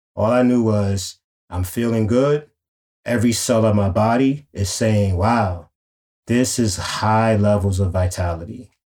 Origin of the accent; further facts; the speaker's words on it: New York City, New York, United States; growing up in Harlem